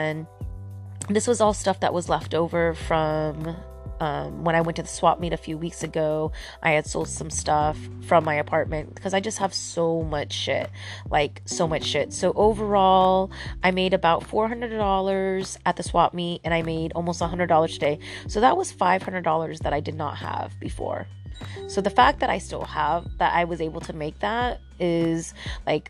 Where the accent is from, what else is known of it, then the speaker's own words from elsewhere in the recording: Santa Cruz, California, United States; Santa Cruz, which is my hometown.